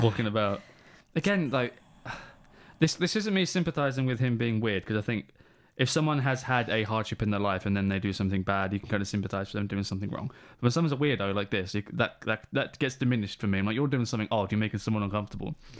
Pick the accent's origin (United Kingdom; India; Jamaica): United Kingdom; England; We're from England. Weather sucks.